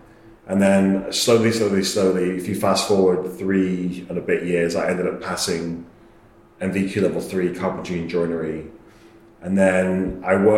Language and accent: English; Warrington, North West England, United Kingdom; accent: northern mumble; moved away as an adult; also born or lived in Australia / Manchester; now in London, United Kingdom; I grew up in Warrington